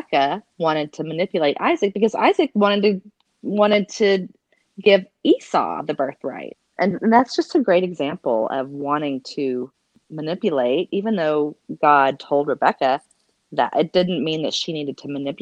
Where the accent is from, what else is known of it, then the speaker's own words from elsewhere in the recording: the South, United States; now in Colorado, United States; I am from the South